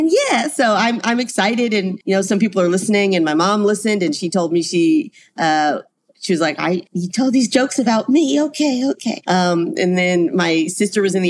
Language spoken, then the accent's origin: English; Charlotte, North Carolina, United States; moved away; I'm from Charlotte and you don't have basements in like clay ground. So nobody had basements growing up.